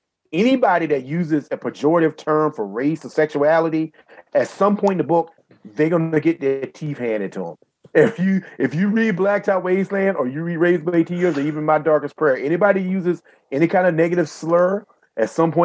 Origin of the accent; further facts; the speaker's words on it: Southeastern Virginia, United States; I grew up in Southeastern Virginia